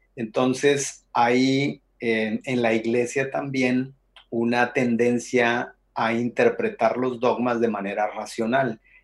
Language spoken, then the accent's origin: Spanish; Monterrey, Nuevo León, Mexico; moved away as an adult; now in Mexico City, Mexico; Soy originario de Monterrey, Nuevo León